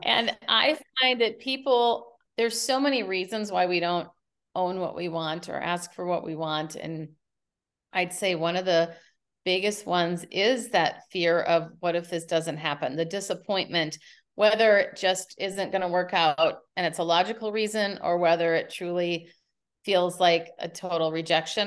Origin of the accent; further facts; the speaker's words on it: Minneapolis, Minnesota, United States; moved away as an adult; now in San Francisco, United States; Minneapolis is my hometown